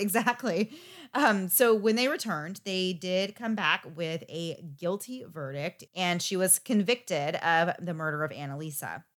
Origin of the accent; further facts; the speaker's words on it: United States; I am from the United States